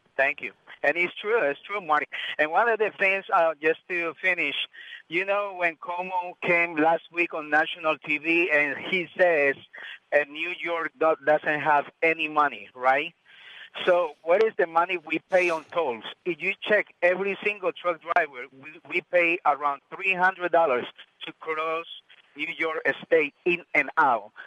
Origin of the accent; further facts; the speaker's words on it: Colombia; now in United States; originally, I'm from Colombia, but I've been here in the States 30 years